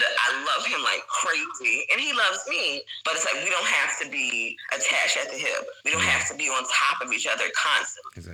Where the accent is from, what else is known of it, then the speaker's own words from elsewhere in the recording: Walterboro, South Carolina, United States; moved away as an adult; also born or lived in New York; now in Dongguan, China; Actually, I was born in New York, but, but I am bred and raised in Walterboro, South Carolina